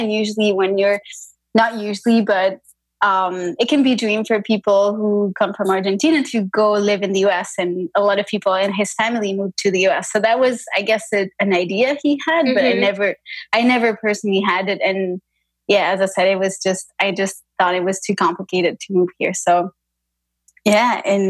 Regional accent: France; moved away as an adult; also born or lived in Brussels, Belgium; I was born in France and I left to study outside the country. So I was, I went to Belgium, to Brussels to study, to do a bachelor's degree.

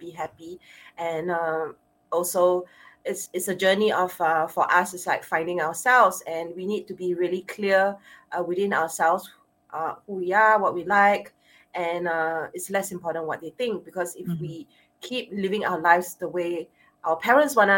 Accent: Singapore; accent: Asian Singaporean; my Asian Singaporean accent

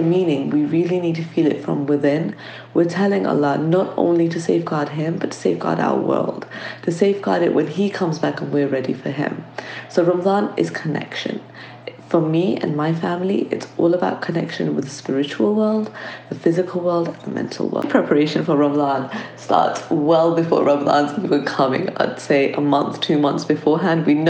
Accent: London, United Kingdom; I'm from London.

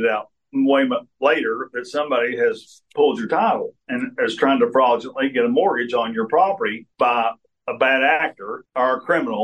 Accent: Somerset, Kentucky, United States; it's my hometown

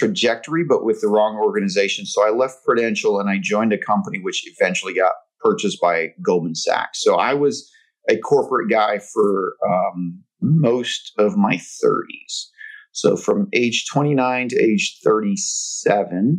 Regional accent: Lahaina, Hawaii, United States; moved away; I'm from that little town in Hawaii called Lahaina

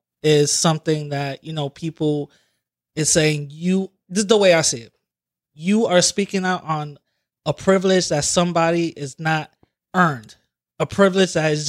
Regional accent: New York City, New York, United States; from the Bronx and just growing up in for what they call quote unquote impoverished community

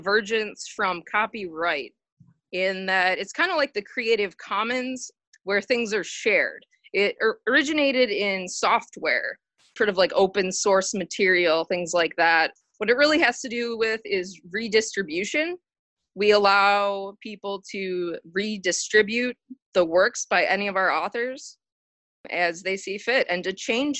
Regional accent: Wiesbaden, Hesse, Germany; born there; I was born in Wiesbaden, Germany.

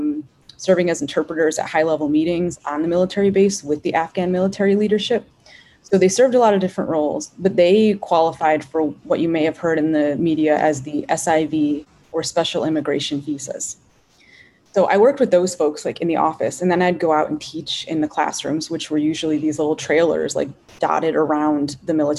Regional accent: United States; as an American woman

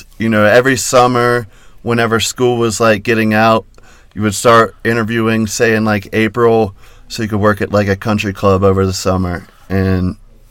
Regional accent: North Carolina, United States; now in Denver, United States; North Carolina.

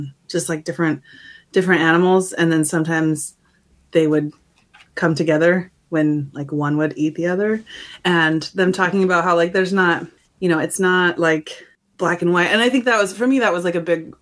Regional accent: Missoula, Montana, United States; moved away; this is my hometown

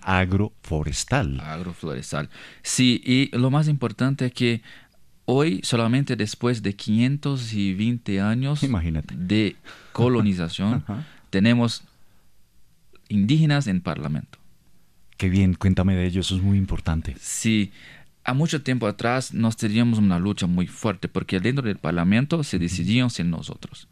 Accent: Brazil; Spanish is a second language; yo soy de una comunidad indígena de, de, pueblo Terena, que está cerquita de Paraguay y Bolivia

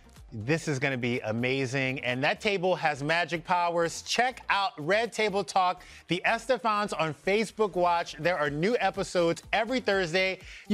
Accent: South Louisiana, United States; I'm from South Louisiana

